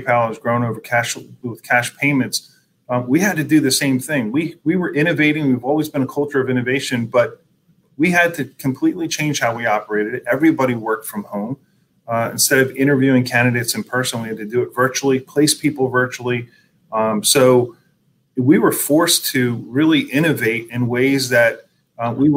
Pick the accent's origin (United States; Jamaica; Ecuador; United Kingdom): United States; Philadelphia, Pennsylvania; also born or lived in Pottstown; grew up in the Philadelphia region, been here my whole life, went to school in Pottstown, went to college at Temple University. So I'm kind of Philly born and made.